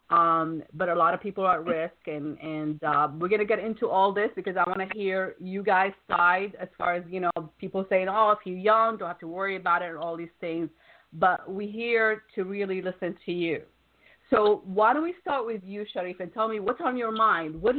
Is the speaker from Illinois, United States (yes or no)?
no; Wisconsin, United States; Wisconsin is actually my uh, my hometown originally.